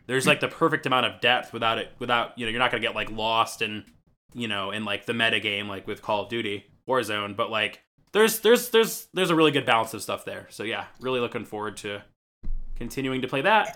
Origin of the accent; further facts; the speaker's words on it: Michigan, United States; I'm from Michigan